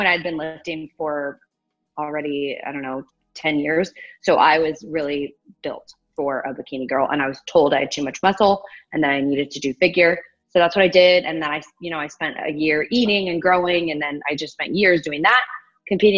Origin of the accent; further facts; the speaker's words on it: Magnolia, Texas, United States; also born or lived in Houston, Texas; I grew up in the Woodland, well, Magnolia, so the suburbs.